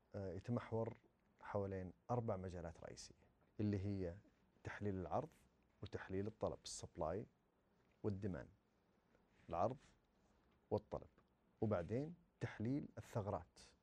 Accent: Saudi Arabia; عندنا في السعوديه

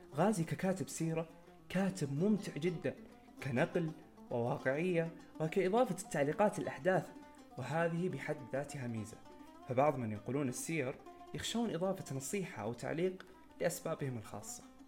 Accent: Saudi Arabia; نحن كسعوديين

